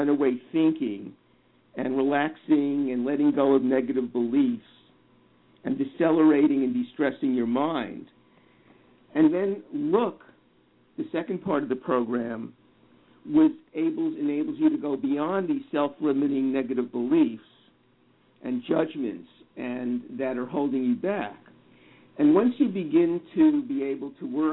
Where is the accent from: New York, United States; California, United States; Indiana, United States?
New York, United States; I grew up in New York